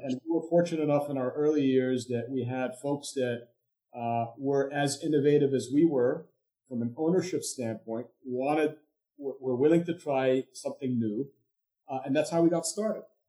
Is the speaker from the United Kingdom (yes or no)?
no; Egypt; moved away as an adult; also born or lived in India / Europe / Durham, North Carolina; now in United States; I'm originally from Egypt, so I came to the U.S.